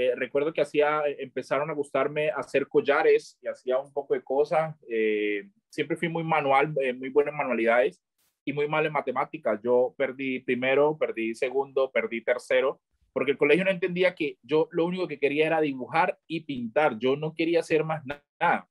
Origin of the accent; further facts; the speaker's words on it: Chocó, Colombia; moved away; also born or lived in Medellín; yo soy del Chocó y yo apenas conozco el Chocó